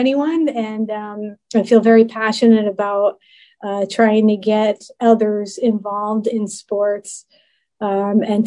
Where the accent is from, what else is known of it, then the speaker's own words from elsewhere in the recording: New York, United States; I'm a New Yorker. You know that, born and raised.